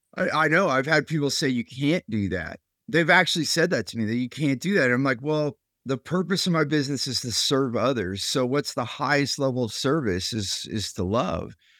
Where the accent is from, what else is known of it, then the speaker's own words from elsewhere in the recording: Silicon Valley, California, United States; I grew up there in California